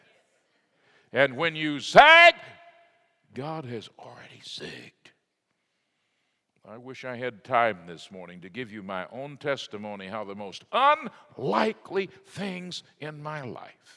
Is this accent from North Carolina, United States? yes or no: no; Fort Worth, Texas, United States; I grew up out in Arlington Heights